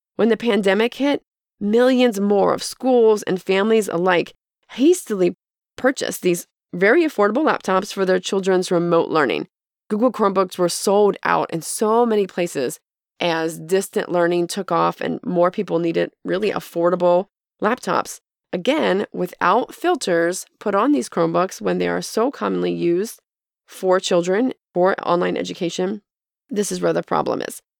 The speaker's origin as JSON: {"language": "English", "country": "United States", "said": "as Americans"}